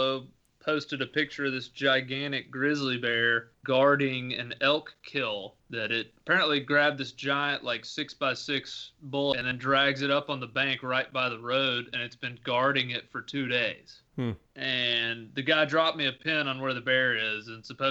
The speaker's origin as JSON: {"language": "English", "region": "Tennessee", "country": "United States", "tie": "born or raised there", "moved": "yes", "said": "my home state of Tennessee"}